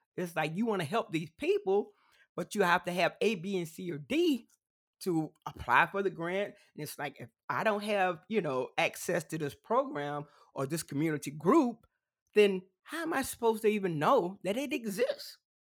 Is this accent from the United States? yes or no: yes; South Carolina, United States; accent: country twang; I am from South Carolina, so it's one of the southern states. So you may hear a little uh, country twang every now and then